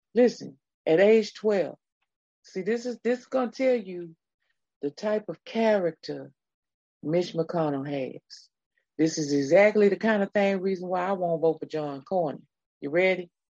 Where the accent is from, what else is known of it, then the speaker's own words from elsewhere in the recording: Texas, United States; I was born in the great state of Texas many, many years ago